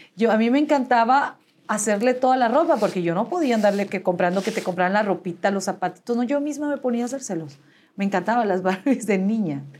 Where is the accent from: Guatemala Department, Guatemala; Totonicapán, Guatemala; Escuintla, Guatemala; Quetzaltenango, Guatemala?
Guatemala Department, Guatemala; Guatemala City; nací en la ciudad de Guatemala